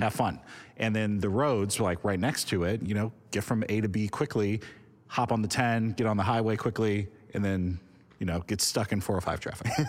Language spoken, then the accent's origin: English; Los Angeles, California, United States; I grew up in Hollywood, in L